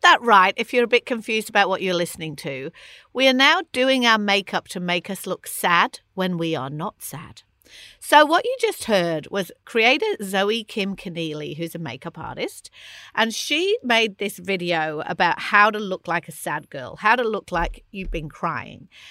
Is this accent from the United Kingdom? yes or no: yes; England, United Kingdom; as an English person